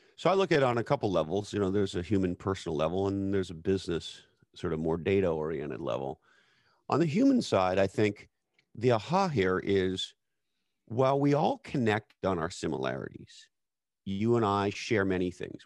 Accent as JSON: {"language": "English", "country": "Canada", "said": "as a Canadian person"}